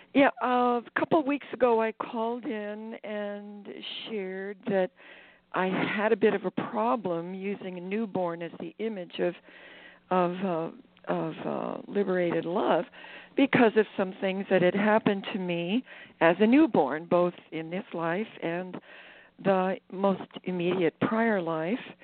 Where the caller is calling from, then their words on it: Maui, Hawaii, United States; I'm calling from Maui, Hawaii